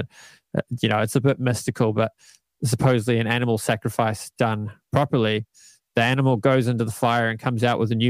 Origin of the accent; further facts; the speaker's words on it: Canada; moved away as an adult; also born or lived in Auckland, New Zealand; now in New Zealand; moved to Canada when I was 8. I lived there for 11 years